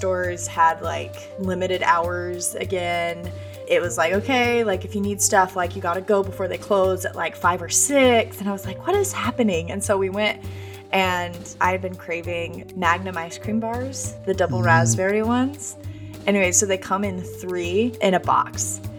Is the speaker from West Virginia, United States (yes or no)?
no; Boise, Idaho, United States; now in Nashville, United States; I'm from Idaho originally